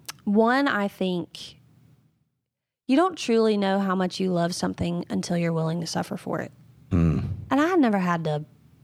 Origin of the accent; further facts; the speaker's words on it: North Carolina, United States; now in South Carolina, United States; I grew up in North Carolina, yep, from the coast, moved here to South Carolina, and I've only ever known Bible Belt.